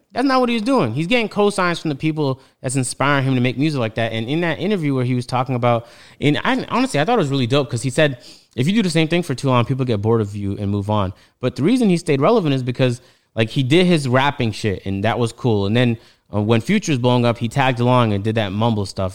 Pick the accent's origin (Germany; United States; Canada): Canada; Toronto, Ontario; I'm from Toronto, so when he's talking about Kennedy Road, I'm like, yeah, I know